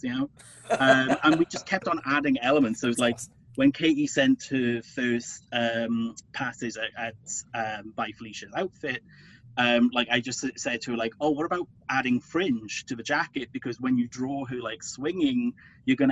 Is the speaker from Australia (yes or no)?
no; United Kingdom; I'm British.